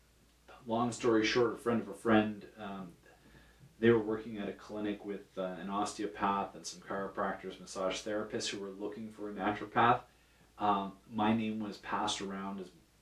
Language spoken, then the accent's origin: English; Ajax, Ontario, Canada; also born or lived in Guelph, Ontario; I grew up in Ajax